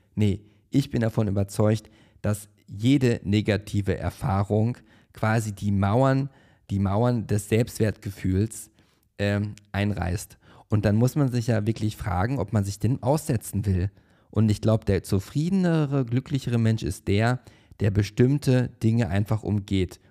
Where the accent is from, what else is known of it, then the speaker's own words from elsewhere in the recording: Paderborn, North Rhine-Westphalia, Germany; now in Berlin, Germany; wo ich in der Schule war und das war in der Oberstufe bereits und ich hatte Englisch LK und warum, warum auch immer saß ich halt eine sehr lange Zeit in der ersten Reihe und vor mir saß mein Englischlehrer, der Herr Steinbach, am Gymnasium Schloss Neuhaus